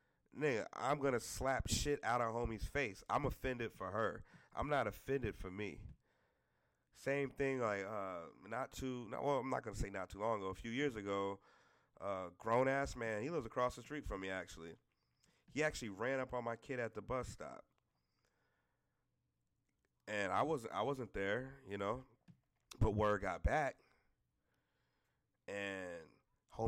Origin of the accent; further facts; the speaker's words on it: the South, United States; I'm from the South